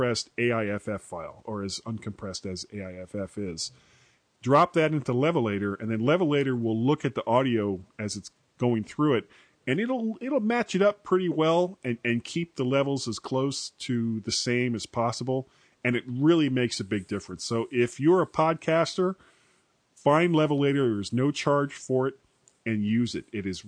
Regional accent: United States; as an American

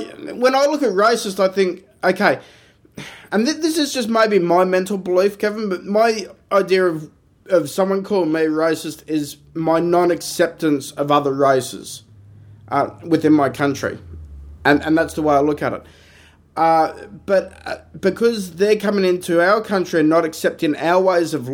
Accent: Australia; So we're an English-based speaking country

